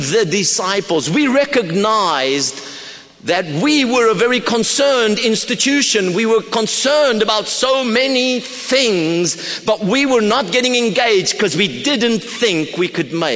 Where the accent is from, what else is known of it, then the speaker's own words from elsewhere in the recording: Pretoria, Gauteng, South Africa; I come from Pretoria, South Africa